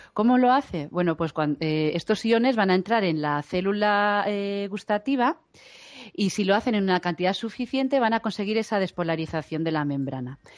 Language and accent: Spanish; Galicia, Spain; now in Madrid, Spain; yo soy gallega y los del norte no tenemos sentido del frío